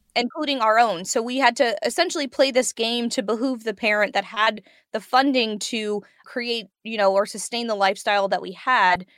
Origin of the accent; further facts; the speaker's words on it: Prince George's County, Maryland, United States; I grew up in Prince George's County, Maryland